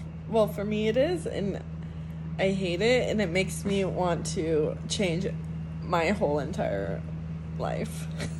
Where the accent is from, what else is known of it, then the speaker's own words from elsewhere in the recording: Salinas, California, United States; moved away; also born or lived in Oregon; I'm a half Hispanic woman, born in California, Salinas, California.